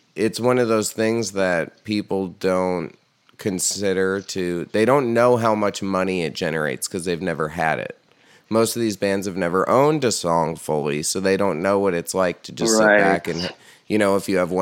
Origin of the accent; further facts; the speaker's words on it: Hudson Valley, New York, United States; where I grew up in the Hudson Valley